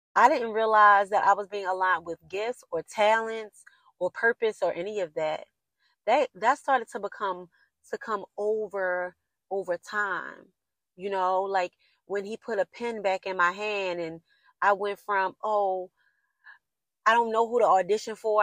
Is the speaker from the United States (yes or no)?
yes; Baltimore, Maryland, United States; I'm from Baltimore City and like the inner city. I grew up in the inner city.